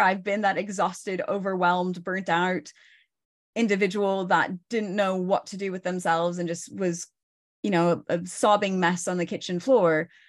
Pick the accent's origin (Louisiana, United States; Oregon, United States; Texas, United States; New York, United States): Oregon, United States; moved away as an adult; also born or lived in northern Spain; now in Spain; I'm originally from Oregon.